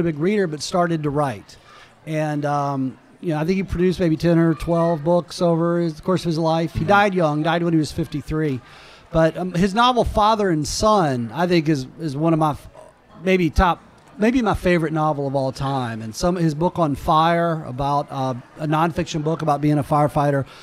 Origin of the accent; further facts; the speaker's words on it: Georgia, United States; also born or lived in Alabama; grew up in Georgia.